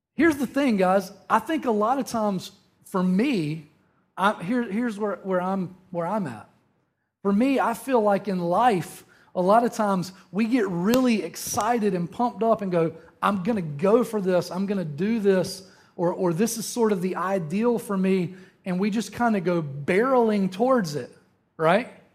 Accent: Eastern North Carolina, United States; moved away; growing up in Eastern North Carolina

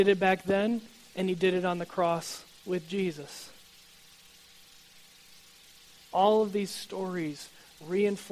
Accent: United States

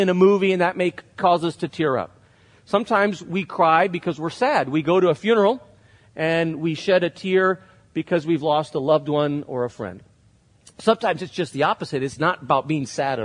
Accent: Spain; moved away; I grew up in Spain where it really isn't that accepted to show emotion in public

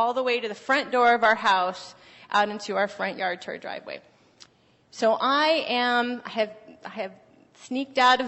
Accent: Phoenix, Arizona, United States; moved away; I'm from Arizona, from Phoenix

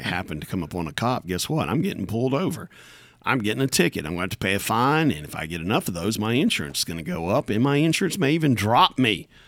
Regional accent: United States; there's nobody any more American than I am American.

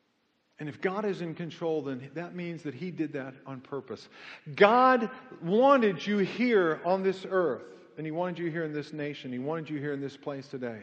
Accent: Kansas City, United States; moved away; I grew up in Kansas City for 20 years.

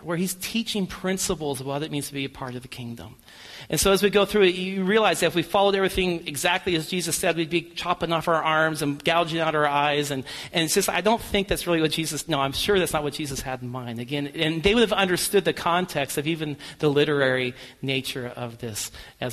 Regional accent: United States; us as American people

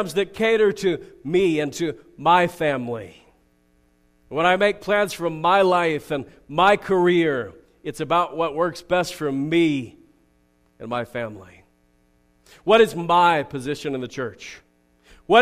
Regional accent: United States

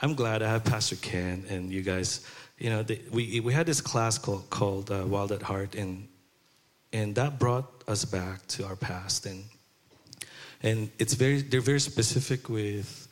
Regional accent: Philippines; moved away; I grew up in Philippines, in Chinatown.

